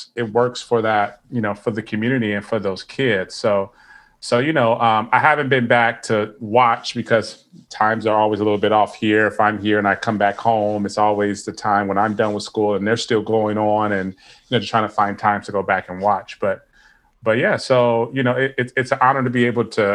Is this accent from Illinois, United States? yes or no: yes; Chicago, Illinois, United States; when I grew up in Chicago, I was on the South Side of Chicago.